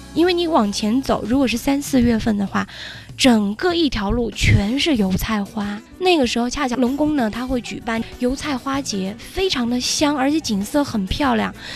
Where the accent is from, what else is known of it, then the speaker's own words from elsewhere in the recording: Guizhou, China; 我们贵州人叫背扇